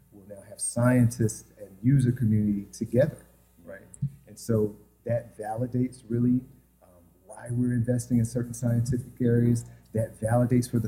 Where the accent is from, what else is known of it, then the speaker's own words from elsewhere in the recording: the South, United States; I'm from the South, I'm from a church tradition